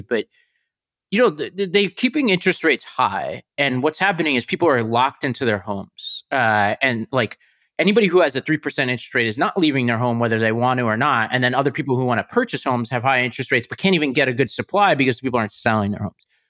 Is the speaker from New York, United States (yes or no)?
yes; New York City, New York, United States; I come from Staten Island